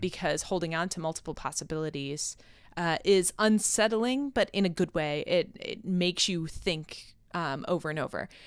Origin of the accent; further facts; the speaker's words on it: Rochester, New York, United States; moved away; So I'm from Rochester, New York, and I went to school in Rochester